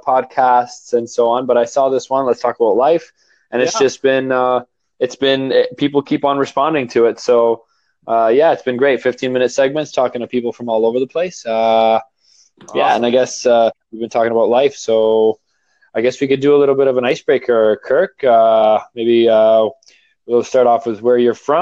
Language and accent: English; Toronto, Ontario, Canada; I'm from Toronto, Canada.